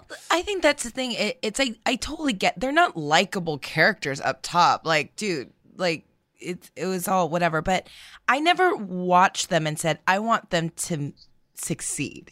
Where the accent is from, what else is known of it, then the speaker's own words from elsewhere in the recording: United States; we are americans